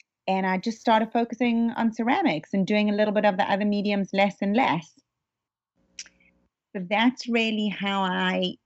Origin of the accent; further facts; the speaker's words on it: South Africa; now in Los Angeles, United States; I was somewhat new to Los Angeles, you know, growing up in South Africa